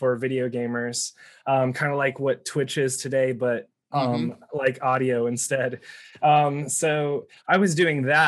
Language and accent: English; near Columbus, Central Ohio, United States; moved away as an adult; also born or lived in Boston / Cambridge, Massachusetts / California; I grew up in Central Ohio, like near Columbus